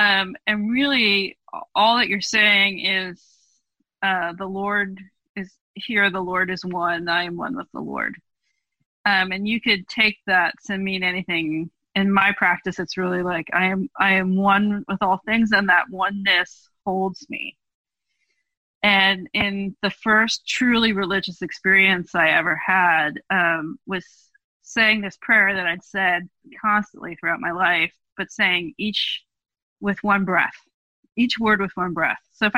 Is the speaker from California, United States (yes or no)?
yes; California, United States; Judaism, at least the way that I grew up in Jewish renewal, very specifically Northern California Jewish renewal